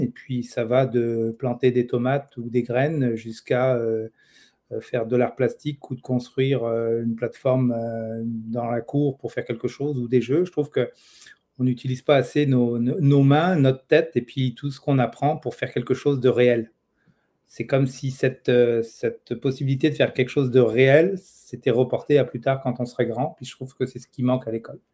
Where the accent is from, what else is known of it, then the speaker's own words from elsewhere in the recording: France; moved away as an adult; now in Quebec, Canada; j'ai étudié en France, j'ai grandi en France et puis je suis arrivé au Québec en 1998